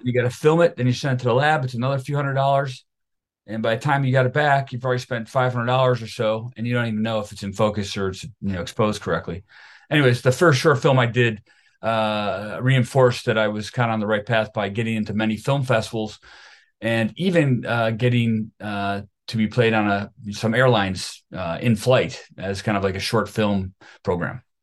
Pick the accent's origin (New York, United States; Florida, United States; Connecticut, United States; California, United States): New York, United States; Buffalo; I am from Buffalo, New York, a suburb of Buffalo, New York